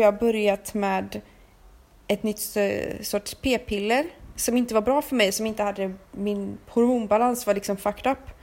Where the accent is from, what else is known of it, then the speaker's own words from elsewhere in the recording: Sweden; som vi köper hemma i Sverige